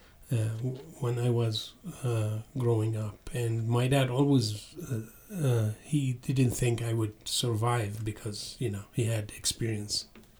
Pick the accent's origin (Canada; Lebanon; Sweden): Lebanon; southern Lebanon; moved away as an adult; also born or lived in Beirut / Seattle; now in Jackson, United States; I was born and raised in Lebanon, mm-hmm. exactly southern Lebanon